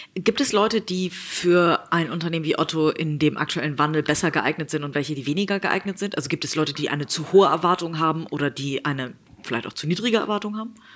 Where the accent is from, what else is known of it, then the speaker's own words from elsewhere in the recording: Hamburg, Germany; ich werde diesen Weg äh, als Hamburgerin natürlich weiter verfolgen